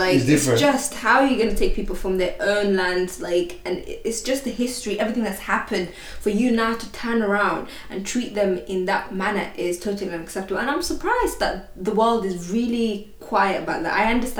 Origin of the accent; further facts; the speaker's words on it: London, United Kingdom; I think that's a privilege from being a Londoner.